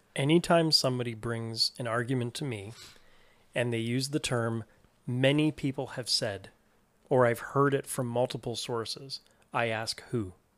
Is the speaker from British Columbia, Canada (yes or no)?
no; Toronto, Ontario, Canada; I grew up in Toronto